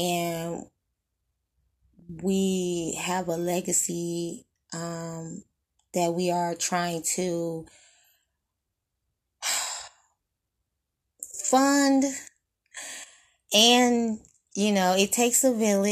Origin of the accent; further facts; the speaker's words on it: Detroit, Michigan, United States; we are from Detroit, born and raised